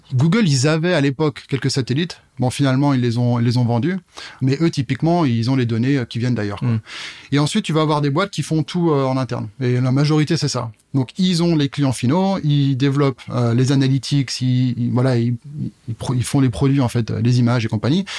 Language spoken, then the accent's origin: French; Burgundy, Bourgogne-Franche-Comté, France; moved away as an adult; also born or lived in Paris / Germany; now in Strasbourg, France; je suis pas né ici, euh, tout en Bourgogne à la base